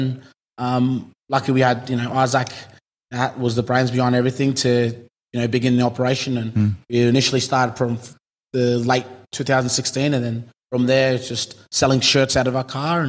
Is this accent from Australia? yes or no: yes; Cairns, Queensland, Australia; So I'm a boy from Cairns